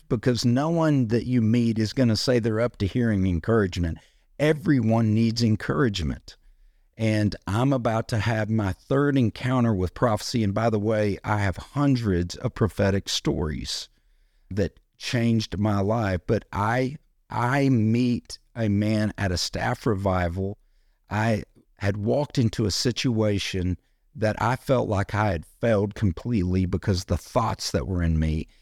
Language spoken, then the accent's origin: English; United States; being an American